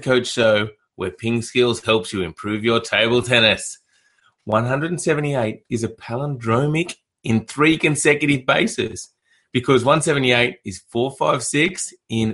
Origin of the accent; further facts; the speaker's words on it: Canberra, Australian Capital Territory, Australia; My hometown